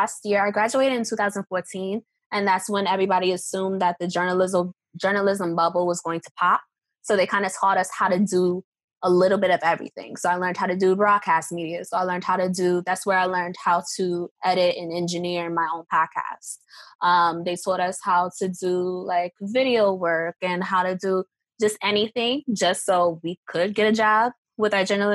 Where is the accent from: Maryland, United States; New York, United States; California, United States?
New York, United States; New York City; also born or lived in Baltimore; I'm from New York, so I grew up listening to Hot 97.